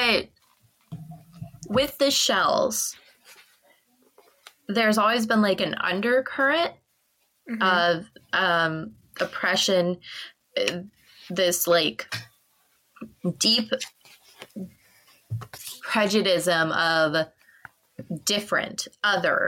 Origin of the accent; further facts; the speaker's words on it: United States; I'm from the States